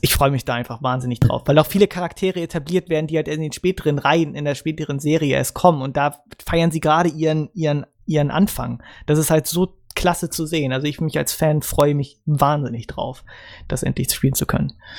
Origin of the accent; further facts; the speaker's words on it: Germany; als Deutscher